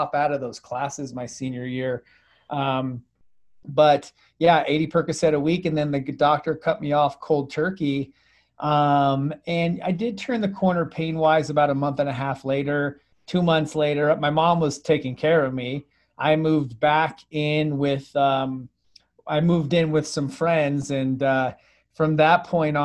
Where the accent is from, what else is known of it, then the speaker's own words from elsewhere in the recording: Phoenix, Arizona, United States; I grew up here in Phoenix, Arizona, where I currently live